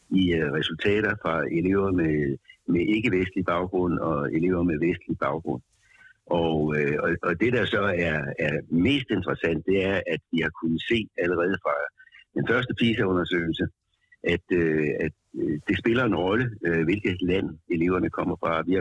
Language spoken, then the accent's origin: Danish; Denmark; vi som danskere